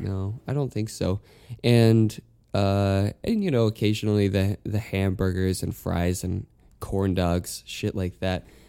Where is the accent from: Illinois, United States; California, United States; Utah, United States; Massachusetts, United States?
Utah, United States; growing up in Utah